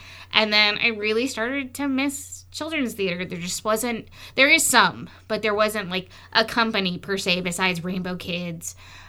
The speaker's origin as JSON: {"language": "English", "town": "Chicago", "region": "Illinois", "country": "United States", "tie": "born or raised there", "moved": "as an adult", "lives_now": "Las Vegas, United States", "said": "I grew up in Chicago, I had so much art in my life"}